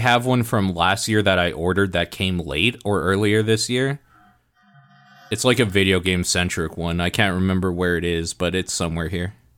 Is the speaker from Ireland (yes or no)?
no; Canada; we grew up in Canada